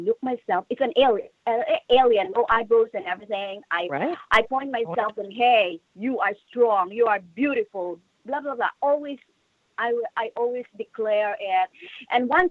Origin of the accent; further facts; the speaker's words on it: Philippines; moved away; In the Philippines, because you know what? I grew up in a medical family.